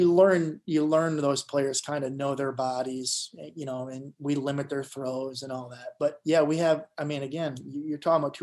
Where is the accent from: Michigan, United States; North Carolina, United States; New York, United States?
Michigan, United States; I'm from Michigan.